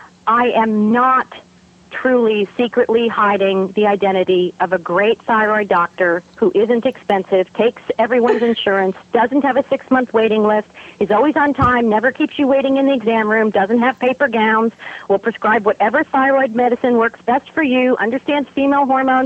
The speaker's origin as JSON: {"language": "English", "region": "New York", "country": "United States", "accent": "New York", "said": "So I had to work very hard to lose my New York accent."}